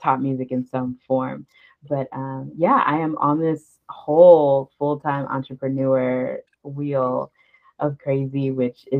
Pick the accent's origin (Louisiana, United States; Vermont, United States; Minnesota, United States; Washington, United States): Louisiana, United States; right outside of New Orleans; moved away as an adult; now in Las Vegas, United States; So I am originally from Louisiana, right outside of New Orleans, but I actually live in Las Vegas